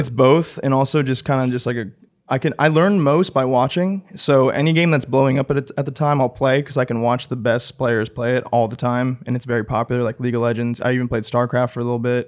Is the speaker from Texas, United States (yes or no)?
no; Orange County, California, United States; growing up in Orange County, the, the biggest city next to me would be L